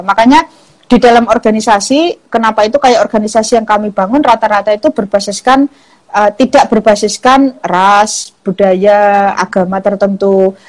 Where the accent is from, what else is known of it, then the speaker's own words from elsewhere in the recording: Java, Indonesia; saya sendiri juga dari Jawa